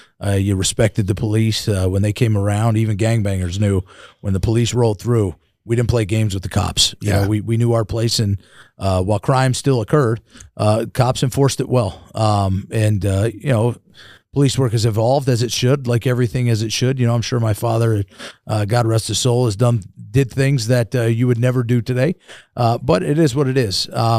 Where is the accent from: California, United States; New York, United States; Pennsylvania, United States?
New York, United States; born there; So my dad was a police officer in New York. I was born in New York.